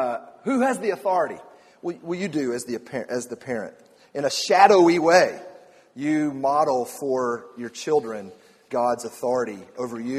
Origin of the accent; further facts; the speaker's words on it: Atlanta, Georgia, United States; I grew up in Atlanta